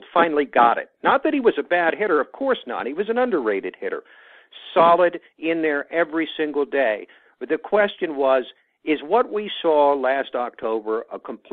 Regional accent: Connecticut, United States; a guy growing up in Connecticut

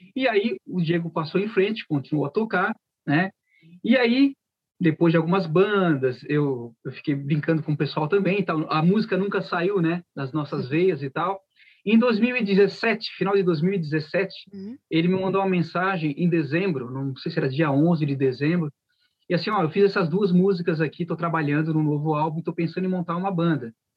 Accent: Criciúma, Santa Catarina, Brazil; somos de Criciúma.

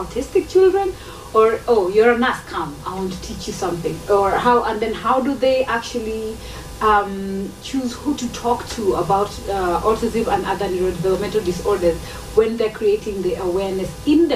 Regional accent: Kisii County, Kenya; we're both from Kissy.

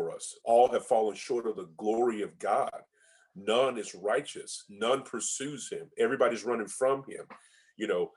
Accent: United States; for us as America, you know, as Americans, I think as American Christians

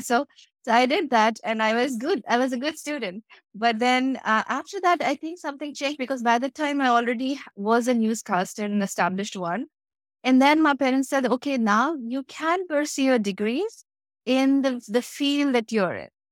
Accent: India; moved away as an adult; I grew up in a tiny little town of India, which was not even on the Google Maps

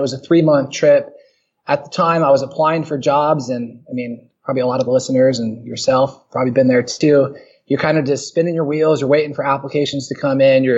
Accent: San Diego, California, United States; also born or lived in Pittsburgh, Pennsylvania; from San Diego, California. I moved there when I was 3, so I claim it as home. I was born in Pittsburgh

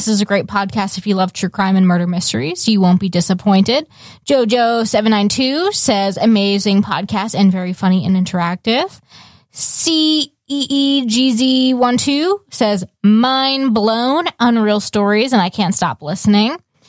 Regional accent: Tacoma, Washington, United States; Growing up in Tacoma during the 80s was super creepy, though, so I wasn't allowed to go outside after sunset without my brother.

